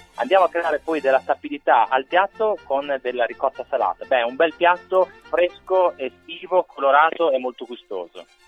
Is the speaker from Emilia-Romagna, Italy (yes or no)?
yes; Emilia-Romagna, Italy; da buon emiliano